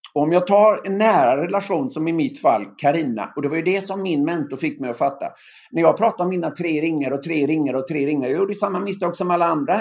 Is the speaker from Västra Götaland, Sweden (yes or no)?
yes; Öckerö, Västra Götaland, Sweden; moved away; mina gamla antagonister hemma på Öckerö